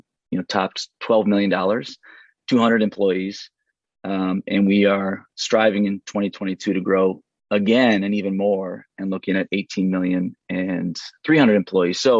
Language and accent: English; St. Paul, Minnesota, United States; moved away as an adult; also born or lived in Chattanooga; I grew up in St. Paul, went to school in Minneapolis